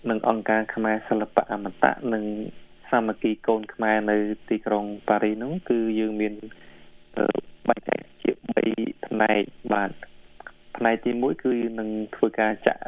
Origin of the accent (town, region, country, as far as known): Cambodia